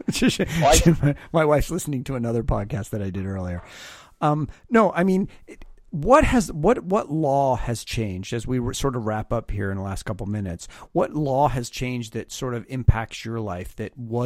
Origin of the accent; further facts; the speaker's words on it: Canada; now in California, United States; I obviously live in America, but I am Canadian, so I grew up around, you know, in one of the colonies